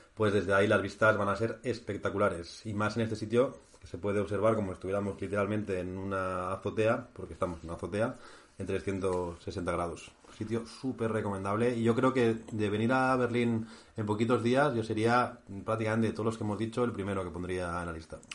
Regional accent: Basque Country, Spain; moved away; con mi tierra, con Euskadi

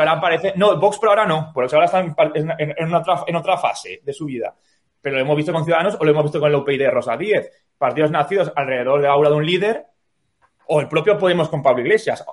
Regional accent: Valencian Community, Spain; como valenciano que soy

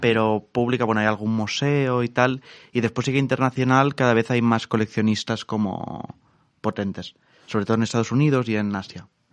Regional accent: Alcanar, Catalonia, Spain; De un pueblo que se va a tomar por culo eh, en el sur de Tarragona que se llama Alcanar

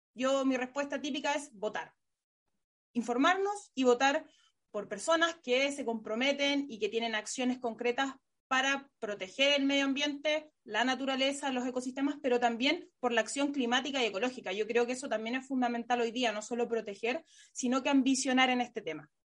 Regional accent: La Serena, Coquimbo, Chile; en mi región, que soy oriunda ahí de La Serena

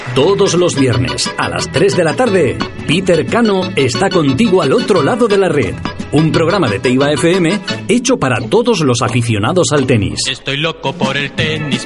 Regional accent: Bilbao, Basque Country, Spain; moved away as an adult; also born or lived in Castro Urdiales; now in Santander, Spain; yo soy de Bilbao

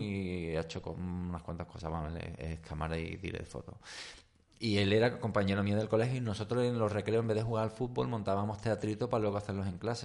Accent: Seville, Andalusia, Spain; yo hasta los nueve años me crié, desde que nací hasta los nueve años estuve en, Ro Rochalambert

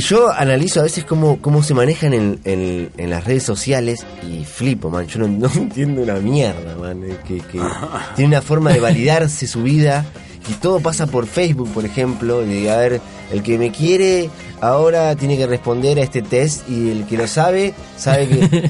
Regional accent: Argentina; moved away as an adult; also born or lived in Switzerland; now in Concón, Chile; yo me fui de Argentina a finales del 99, 2000 casi

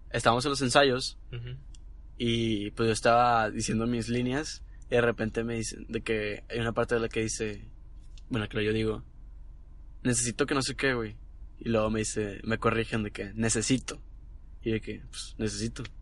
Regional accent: Nuevo León, Mexico; accent: norteño; Pero yo no quiero perder mi acento, güey.

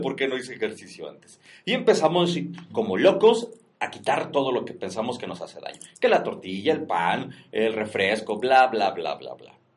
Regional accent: Mexico; nosotros como mexicanos y con nuestra cultura de la garnacha

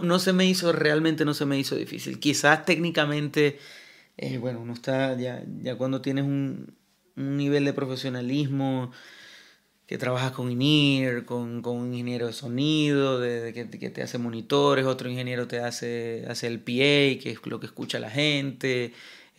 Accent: Maracaibo, Zulia, Venezuela; moved away as an adult; now in Madrid, Spain; mi ciudad natal, Maracaibo

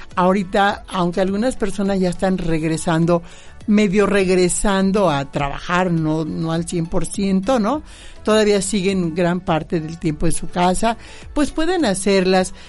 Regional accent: Misantla, Veracruz, Mexico; allá en mi tierra

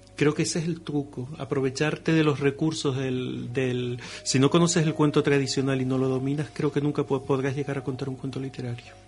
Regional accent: Los Llanos de Aridane, Canary Islands, Spain; mi pueblo, de los Llanos

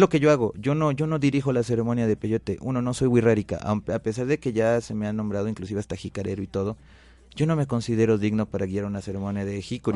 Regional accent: Mexico; Nací en México y sí tengo sangre nativa

